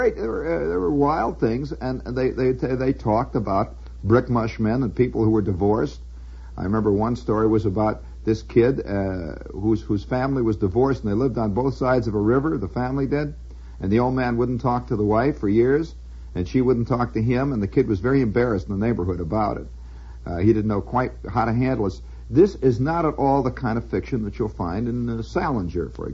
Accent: United States; I'm an American

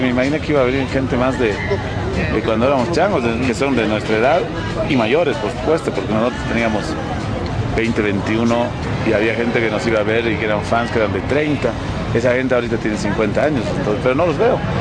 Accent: La Paz, Bolivia; esta es nuestra ciudad, somos de La Paz

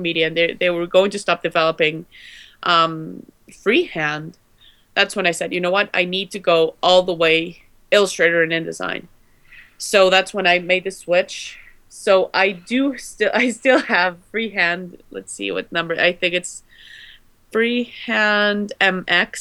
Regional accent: Guatemala; I'm from Guatemala

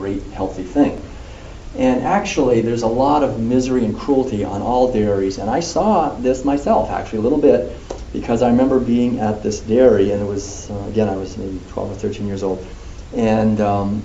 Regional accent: Concord, Massachusetts, United States; as a little kid, for me, growing up in Concord

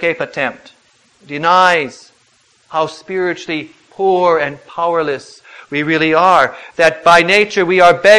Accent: United States; we were born as American citizens, born in the land of the free and the home of the brave

